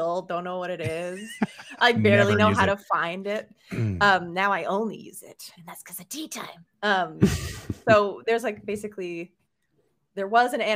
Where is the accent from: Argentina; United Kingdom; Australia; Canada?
Canada; moved away; I'm Canadian